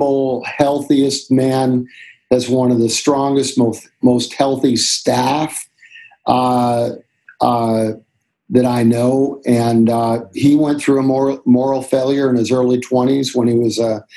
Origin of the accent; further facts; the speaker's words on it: Canada; We grew up in Canada, and we'd go to the mountains in Alberta, Banff